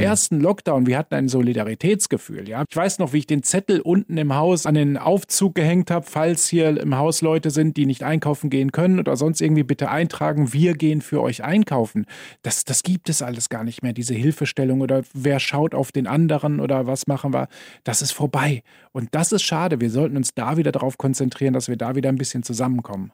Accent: Germany; now in Vienna, Austria; Wie man hört, komme ich ja aus Deutschland

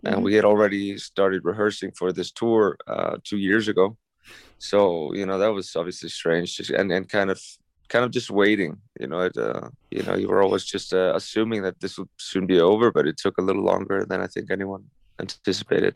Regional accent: Iceland; moved away; spent that period in, in Iceland, in my home country

